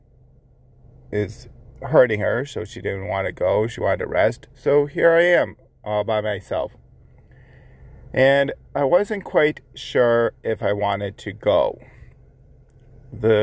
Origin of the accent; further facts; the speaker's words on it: Buffalo, New York, United States; 716 Dad Advice, where I give advice on being a father, my hometown